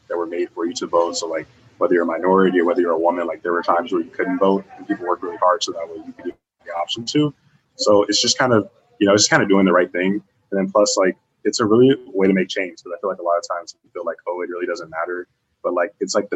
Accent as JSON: {"language": "English", "town": "Chicago", "region": "Illinois", "country": "United States", "moved": "yes", "said": "I'm originally from Chicago, Illinois."}